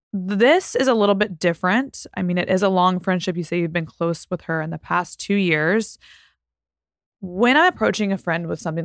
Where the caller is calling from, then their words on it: Italy; Hi, Peyton. I'm a follower from Italy